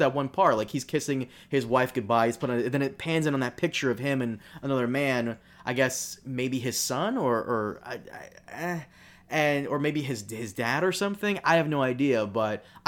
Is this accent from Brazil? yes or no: yes; Brazil; moved away; I'm Brazilian. I was born in Brazil